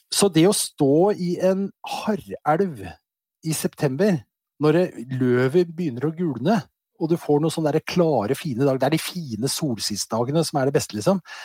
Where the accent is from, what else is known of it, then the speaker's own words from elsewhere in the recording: Western Norway, Norway; Jeg vokste opp på Vestlandet